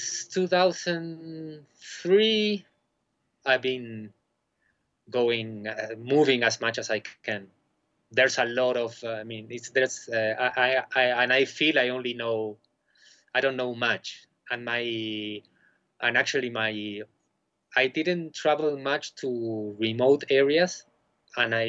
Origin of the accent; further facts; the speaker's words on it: Argentina; moved away as an adult; also born or lived in Buenos Aires; now in Bolivia; I'm originally from Argentina